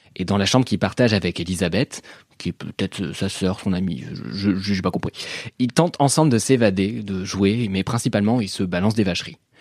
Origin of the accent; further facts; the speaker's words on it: France; also born or lived in Paris / Normandy; je suis parisien et normand